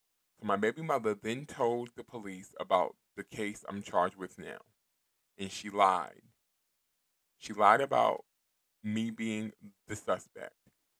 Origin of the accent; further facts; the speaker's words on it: Houston, Texas, United States; That's hashtag boss moves, hashtag not chess moves. I'm from Houston, Texas, Northside, 181 Goodson Road. I'm 28 years old.